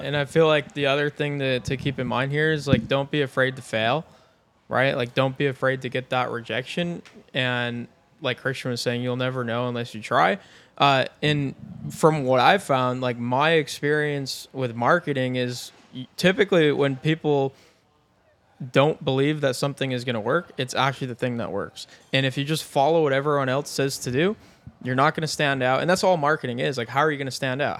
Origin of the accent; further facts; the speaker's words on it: Binghamton, New York, United States; in my hometown, Binghamton, New York